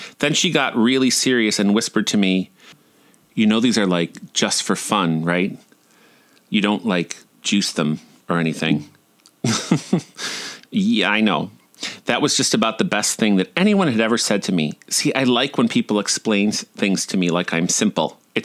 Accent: Buffalo, New York, United States; moved away; also born or lived in Orlando; my hometown

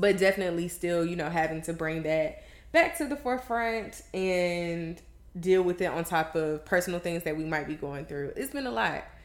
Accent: the South, United States; We come from the South

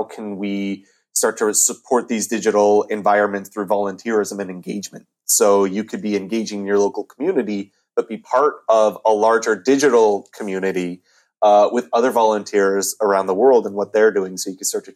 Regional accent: Montana, United States; moved away; my home state of Montana

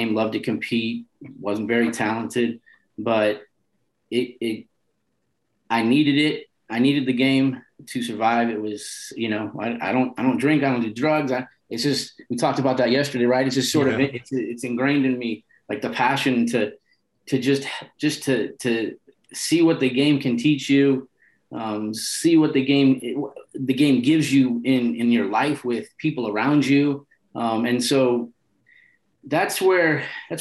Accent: San Francisco, California, United States; also born or lived in Nebraska; But I'm born and raised in North Beach, and I always identify with North Beach

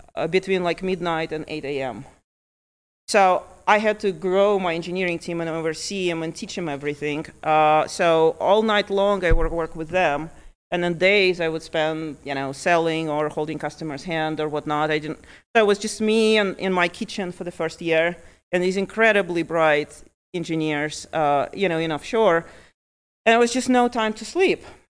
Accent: Lithuania; also born or lived in Ukraine; now in Montana, United States; I was born in Ukraine. I was about ten years old when my family moved to Lithuania, and so I grew up in Lithuania

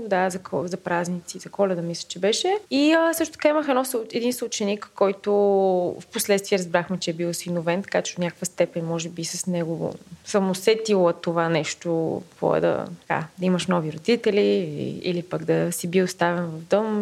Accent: Blagoevgrad, Blagoevgrad Province, Bulgaria; moved away; Аз съм от Благоевград, съм израснала и живеех много близо до тамошния дом

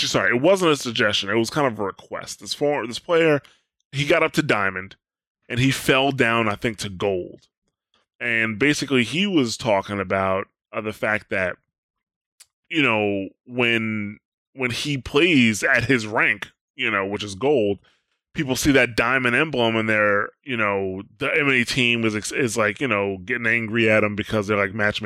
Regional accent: United States; I'm an American

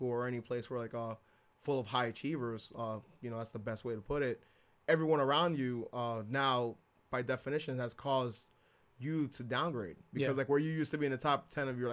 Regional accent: Jersey City, New Jersey, United States; also born or lived in Bayonne; I grew up in Jersey City

